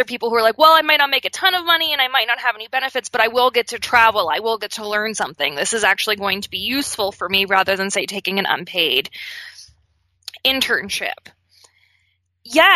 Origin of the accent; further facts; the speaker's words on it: Pittsburgh, Pennsylvania, United States; As a kid growing up in Pittsburgh